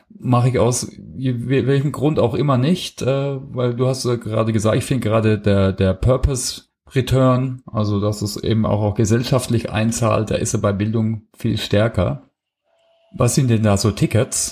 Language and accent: German; Heilbronn, Baden-Württemberg, Germany; moved away; ich habe äh, mein Abitur gemacht in Heilbronn. Also ich kenne die Stadt schon ein bisschen, ich komme aus der Ecke